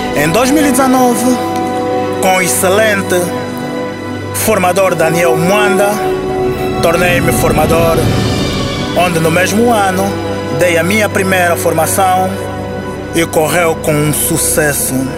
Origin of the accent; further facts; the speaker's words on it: Luanda, Luanda Province, Angola; Nasci no Clambequiache, em Luanda, Angola